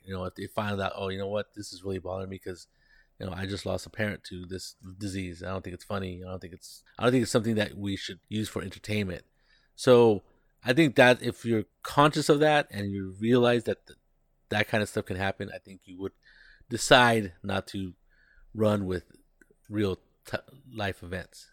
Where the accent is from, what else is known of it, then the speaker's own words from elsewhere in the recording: Monterey, California, United States; now in San Jose, United States; I grew up in Monterey, which is a county just south of us